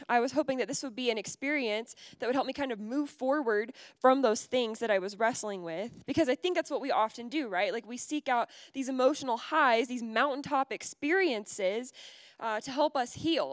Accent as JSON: {"language": "English", "region": "Georgia", "country": "United States", "tie": "born or raised there", "moved": "as an adult", "lives_now": "California, United States", "said": "I grew up in Georgia"}